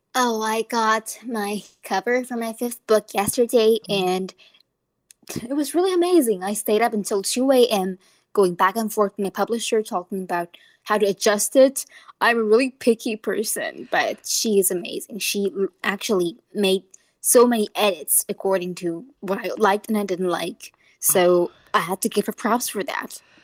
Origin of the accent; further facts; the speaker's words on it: Taoyuan, Taiwan; English is a second language; I'm from Taoyuan